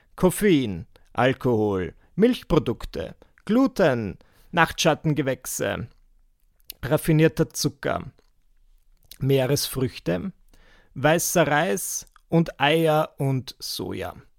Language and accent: German; Burgenland, Austria; moved away as an adult; now in Vienna, Austria; in der Gegend gern hätte, wo ich geboren wurde. Das ist so im Burgenland. Und wenn du mir das gesagt hättest mit achtzehn, dass ich je wieder dorthin ziehen würde, wo ich herkomme